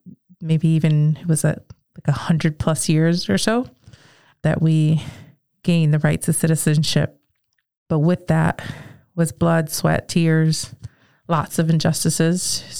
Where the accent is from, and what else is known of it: Connecticut, United States; born or raised there